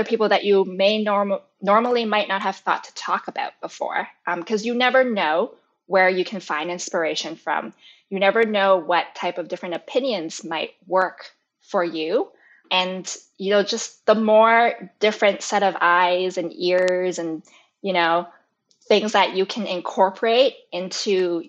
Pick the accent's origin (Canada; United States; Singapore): Canada; And I grew up in Canada my whole life.